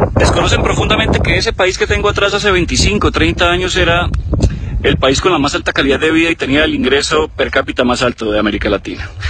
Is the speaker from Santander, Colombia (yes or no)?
yes; Bucaramanga, Santander, Colombia; Yo que soy nacido en Bucaramanga